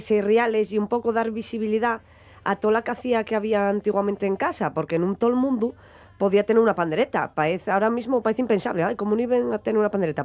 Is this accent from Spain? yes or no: yes; Langreo, Asturias, Spain; nosotros somos de Benjamo y el grupo de baile estaba en Lada es decir, tenía que ir desde Penjamolada andando